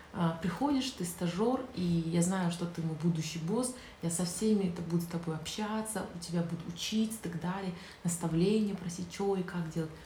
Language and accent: Russian; Zhanaozen, Mangystau Region, Kazakhstan; Я же родом с Жанаузина